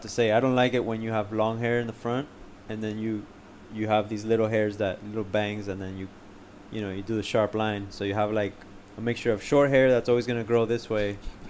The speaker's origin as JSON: {"language": "English", "town": "Hialeah Gardens", "region": "Florida", "country": "United States", "tie": "born or raised there", "also_born_or_lived": "Pembroke Pines, Florida / Coral Gables, Florida", "said": "I was born and raised in Hialeah Gardens."}